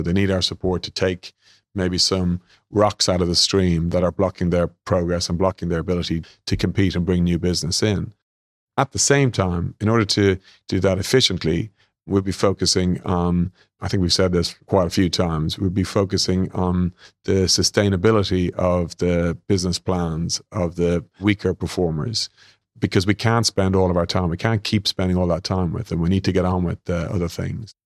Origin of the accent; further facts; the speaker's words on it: Ireland; accent: Irish; moved away as an adult; also born or lived in London / Sydney; I'm Irish, as you guys will hear